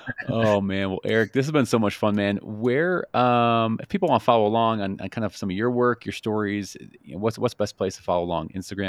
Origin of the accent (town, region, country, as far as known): Chicago, Illinois, United States; born or raised there